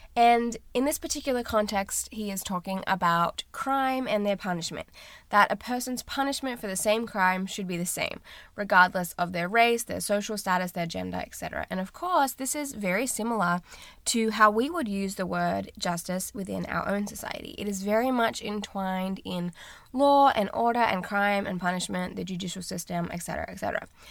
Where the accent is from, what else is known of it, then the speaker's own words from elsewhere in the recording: Australia; moved away as an adult; now in United States; I'm from Australia